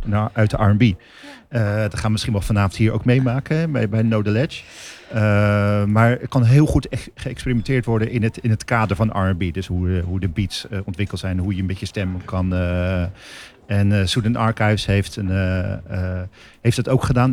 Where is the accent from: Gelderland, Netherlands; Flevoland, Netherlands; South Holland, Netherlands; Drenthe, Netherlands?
South Holland, Netherlands; Rotterdam; als Rotterdammer, vind ik mezelf